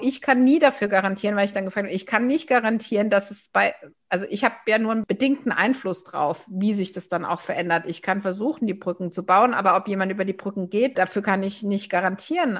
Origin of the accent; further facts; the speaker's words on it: Baden-Württemberg, Germany; also born or lived in Villingen-Schwenningen; als Badenerin